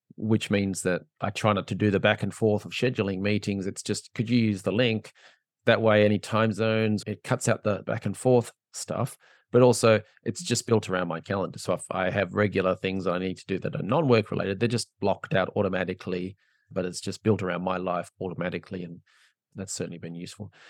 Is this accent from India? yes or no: no; Australia; I'm from Australia